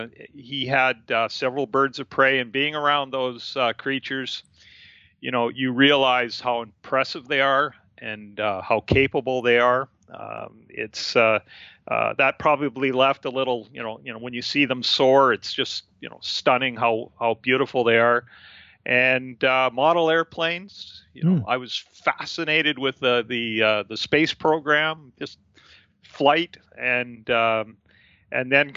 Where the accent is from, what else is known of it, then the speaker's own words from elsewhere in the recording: Canada; also born or lived in Abbotsford, British Columbia; I'm a Canadian. I live on the West Coast, and that's my home